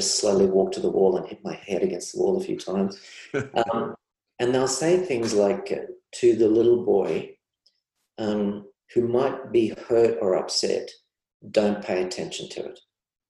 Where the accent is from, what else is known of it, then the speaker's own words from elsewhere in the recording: Australia; I see that as kind of almost widespread and as almost Aussie. You can see this each summer, you know, we're there for people with floods and fires.